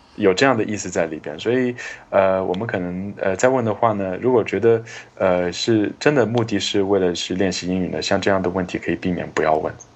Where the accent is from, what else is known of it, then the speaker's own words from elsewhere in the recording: China; 比如说我们中国人很喜欢问年龄啊